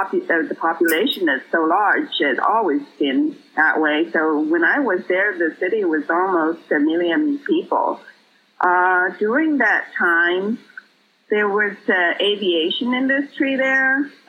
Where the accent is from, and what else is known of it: Nanchang, Jiangxi, China; born or raised there; moved away as an adult; also born or lived in Rochester, New York, United States; now in United States